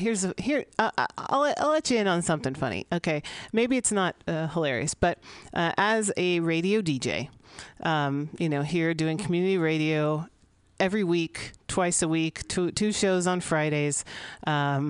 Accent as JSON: {"language": "English", "town": "San Francisco", "region": "California", "country": "United States", "tie": "born or raised there", "said": "I grew up here in San Francisco during a rock and roll city. I grew up here in the 80s"}